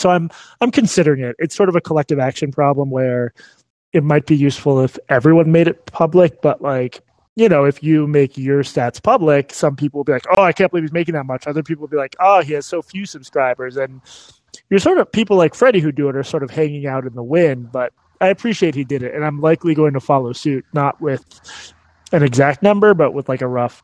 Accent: Massachusetts, United States; moved away as an adult; now in Texas, United States; growing up in Massachusetts

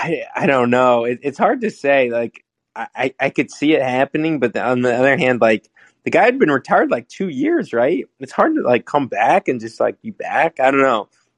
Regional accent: Los Angeles, California, United States; growing up in LA, we didn't have a team for almost my whole childhood

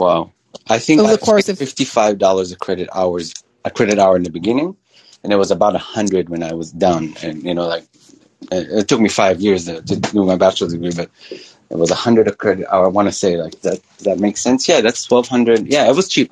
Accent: Israel; moved away as an adult; also born or lived in Midwest, United States; grew up in Israel

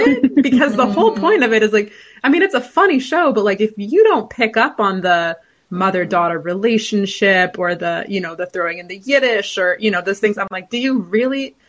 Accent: California, United States; I'm from California

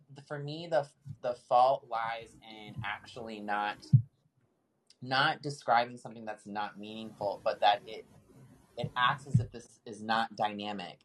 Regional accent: Midwest, United States; moved away as an adult; now in San Diego, United States; as someone who grew up on a farm, worked on a farm, being that Midwesterner

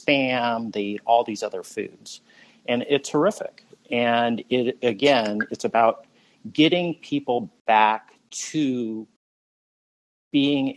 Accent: Micronesia; now in San Jose, United States; growing up in Micronesia

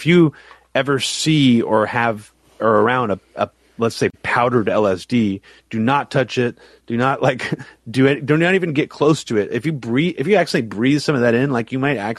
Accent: United States; I'm American, so I feel dumb.

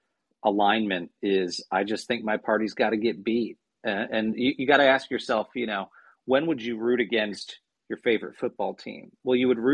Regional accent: near Notre Dame, Indiana, United States; my home state of Indiana, really close to where I grew up at Notre Dame, about 15 minutes away from where I grew up

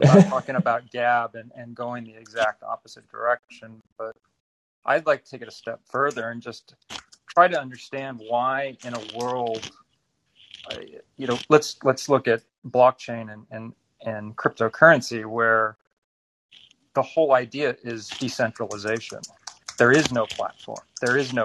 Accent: Silicon Valley, California, United States; moved away as an adult; I was born and raised in Silicon Valley and spent almost my entire professional career there before escaping

